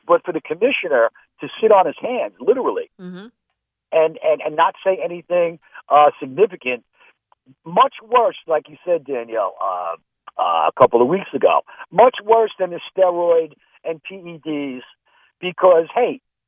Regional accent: Northern United States, United States; Where are you from? I'm north of the Mason-Dixon, man. That's where I'm from.

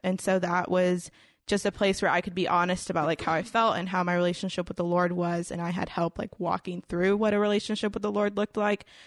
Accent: Houston, Texas, United States; I grew up, like, in Houston, Houston, um, like, downtown area

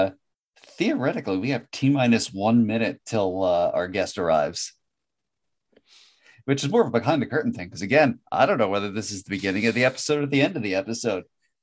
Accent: New Jersey, United States; we're both from Jersey, you know, we know about the Rutgers grease trucks. We know, you know, we're from the state that shoves shit into sandwiches for seemingly no reason other than we can

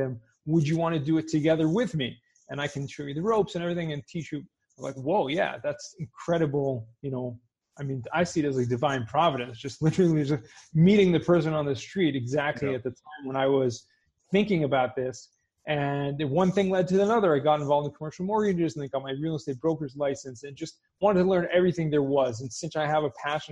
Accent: Southern California, United States; I grew up in Southern California

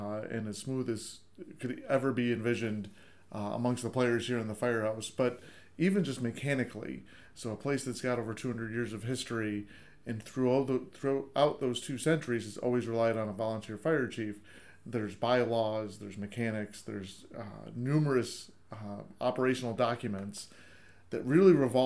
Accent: Sherburne, New York, United States; I still volunteer in my hometown in Sherburn

